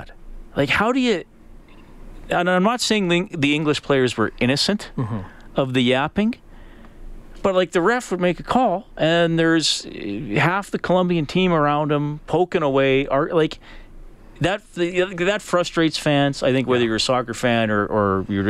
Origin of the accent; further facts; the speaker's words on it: Canada; one of those Canadian guys that, you know, didn't grow up in a traditional soccer nation